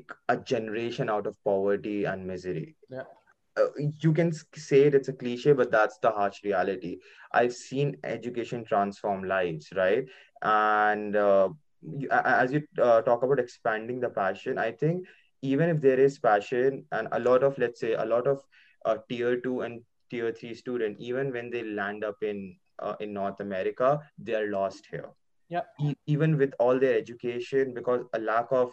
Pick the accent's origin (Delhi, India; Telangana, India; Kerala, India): Delhi, India; New Delhi; moved away as an adult; I'm personally from New Delhi